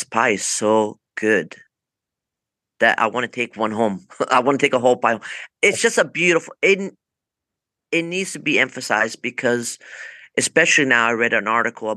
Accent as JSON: {"language": "English", "town": "Forte dei Marmi", "region": "Tuscany", "country": "Italy", "tie": "born or raised there", "moved": "yes", "lives_now": "Los Angeles, United States", "said": "I grew up in Forte de Marmi in Italy"}